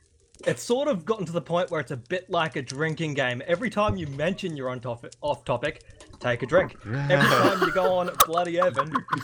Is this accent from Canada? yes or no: no; Clontarf, Australia; I'm from Clontarf, Australia.